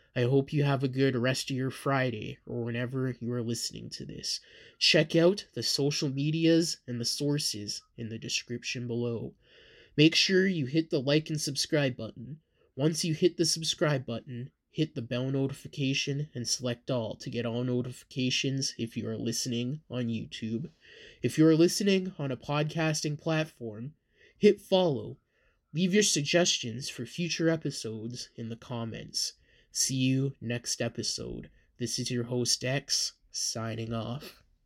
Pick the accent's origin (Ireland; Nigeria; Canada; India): Canada; I am from Canada